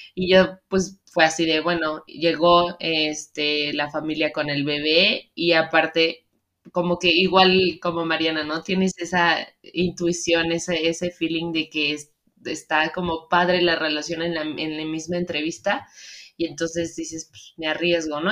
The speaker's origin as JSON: {"language": "Spanish", "country": "Mexico", "also_born_or_lived": "Seattle", "said": "nosotras que somos mexicanas"}